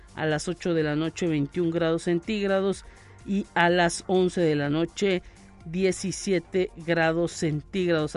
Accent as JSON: {"language": "Spanish", "country": "Mexico", "said": "como buenos ciudadanos y mexicanos"}